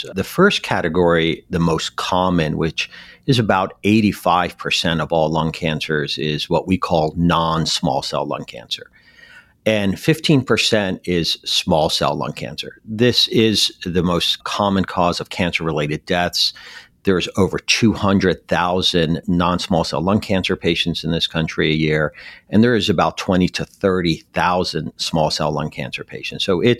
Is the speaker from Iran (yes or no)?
yes; Iran; moved away; also born or lived in Detroit / Philadelphia / Texas / Western Europe; Well, I grew up pretty much in many cities, including my initial home country, Iran, and in Detroit, Philadelphia, Texas. I spent over a decade in Western Europe.